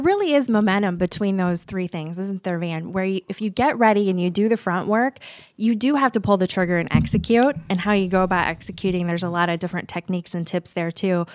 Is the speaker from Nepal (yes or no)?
no; Omaha, Nebraska, United States; also born or lived in Lincoln, Nebraska; originally from Omaha, I went to college at the University of Nebraska in Lincoln